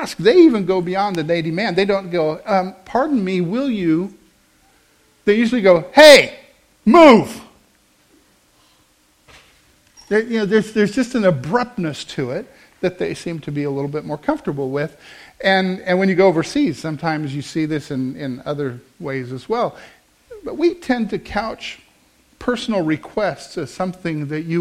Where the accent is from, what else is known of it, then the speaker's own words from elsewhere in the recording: Midwest, United States; also born or lived in Wichita, Kansas; we come from the Midwest, and so we live here in the center of the United States